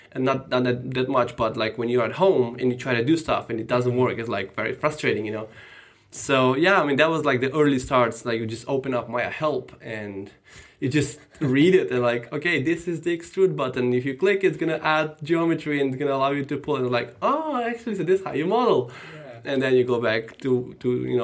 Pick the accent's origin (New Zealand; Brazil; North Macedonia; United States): North Macedonia; moved away; I am from Macedonia originally. I was born and grew up there